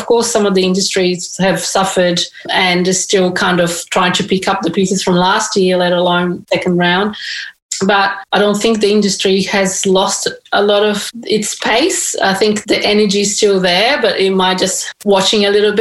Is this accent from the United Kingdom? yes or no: no; Brazil; now in Sydney, Australia; my background, I'm from Brazil